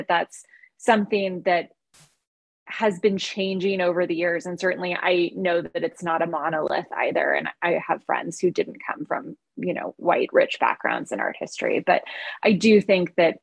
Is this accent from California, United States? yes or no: yes; California, United States; also born or lived in Northwestern Massachusetts; I'm a Californian